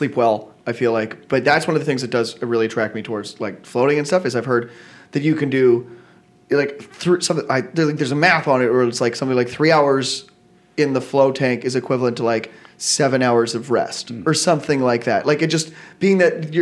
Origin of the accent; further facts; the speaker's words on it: Yellowknife, Northwest Territories, Canada; now in Vancouver, Canada; I grew up in Yellowknife